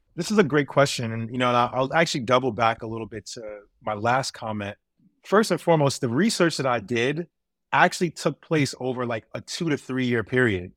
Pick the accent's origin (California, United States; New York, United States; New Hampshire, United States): New York, United States; New York City; growing up in New York City, where I lived in transit deserts, particularly in Brooklyn and in Queens